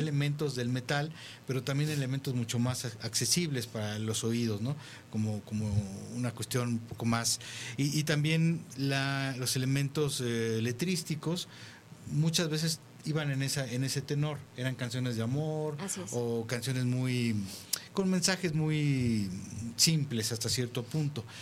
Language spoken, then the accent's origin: Spanish; Mexico